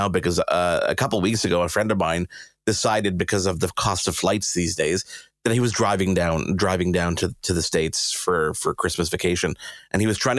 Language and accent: English; Canada